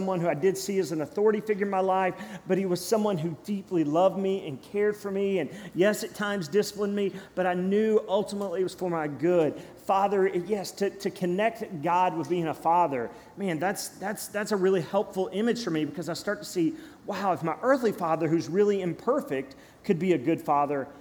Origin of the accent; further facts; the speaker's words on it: Cynthiana, Kentucky, United States; I grew up in Cynthiana, Kentucky, Harrison County